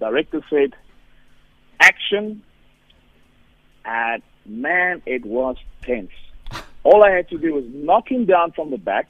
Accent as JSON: {"language": "English", "country": "South Africa", "said": "I, being a South African white guy"}